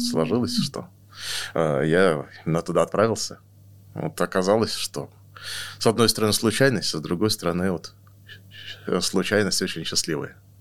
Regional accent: Novosibirsk, Novosibirsk Oblast, Russia; now in Moscow, Russia; я родился в Новосибирске

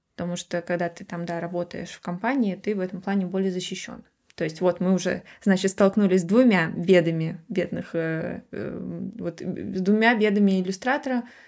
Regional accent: Moscow, Russia; я росла в Москве

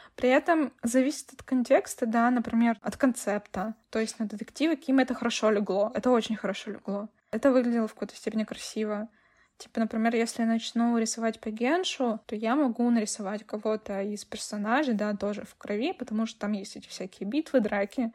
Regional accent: Russia; я все равно россиянка

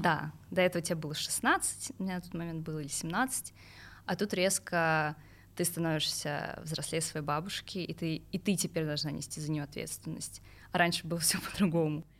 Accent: Pavlovsky Posad, Moscow Oblast, Russia; я выросла в Палском Посаде, это 70 километров а, от столицы

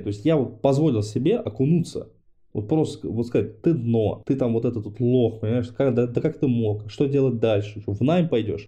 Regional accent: Dnipro, Dnipropetrovsk Oblast, Ukraine; moved away; Я сам э, родился в Днепре, то есть я там ну, Украина для меня это родина. Я там все детство провел.

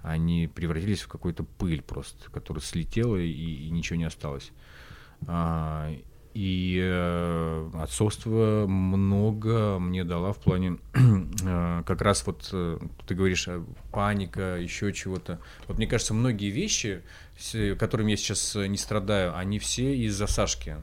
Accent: Khanty-Mansiysk, Khanty-Mansi Autonomous Okrug, Russia; в Ханты-Мансийске, в моем родном городе

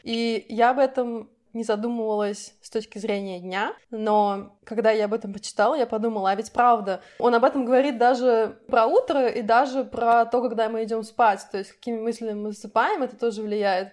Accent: Samara, Samara Oblast, Russia; moved away; Мы, кстати, я и Ира, мы тоже из Самары

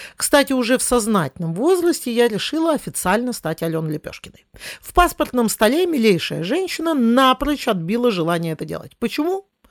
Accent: Smolensk, Smolensk Oblast, Russia; мой родной город, в котором я родилась и живу, Смоленск

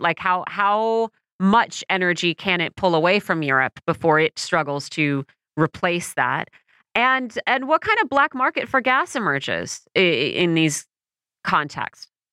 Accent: United States; As an American

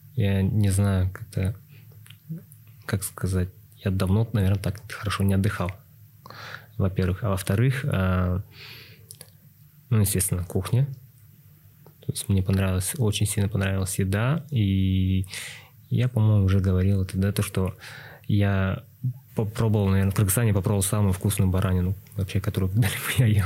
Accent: Yakutsk, Sakha Republic, Russia; moved away as an adult; now in Almaty, Kazakhstan; сам я родом из республики Саха, Якутия. Но на данный момент я проживаю в Казахстане, в городе Алматы

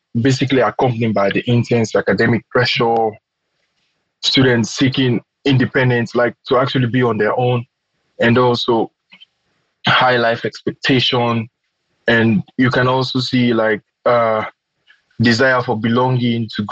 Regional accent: Freetown, Western Area, Sierra Leone; moved away as an adult; now in Moscow, Russia; I'm from Sierra Leone, from the Republic of Sierra Leone.

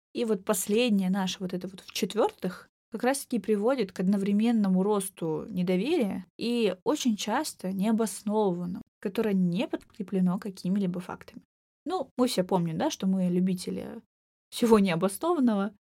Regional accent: Maykop, Adygea, Russia; moved away; Майкоп, собственно, мой родной город, в котором живет моя семья и часть друзей с детства, маленький город

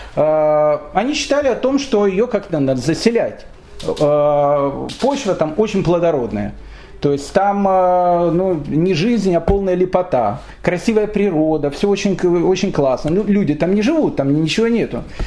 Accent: Kyiv, Ukraine; я родился в Киеве

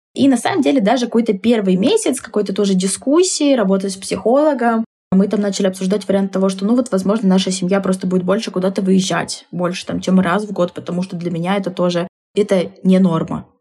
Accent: Tomsk, Tomsk Oblast, Russia; в родном городе

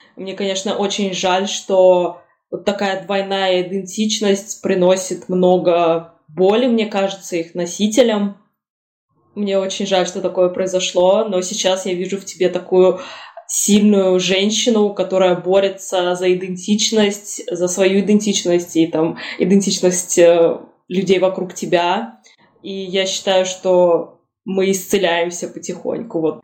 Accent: Russia; Я там на арабском не говорю, потому что я выросла в России

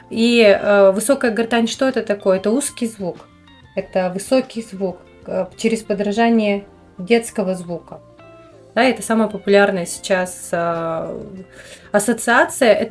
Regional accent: Perm, Perm Krai, Russia

